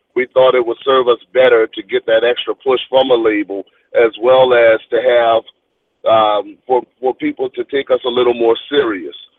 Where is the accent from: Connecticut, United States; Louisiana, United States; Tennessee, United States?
Louisiana, United States; New Orleans; my hometown of New Orleans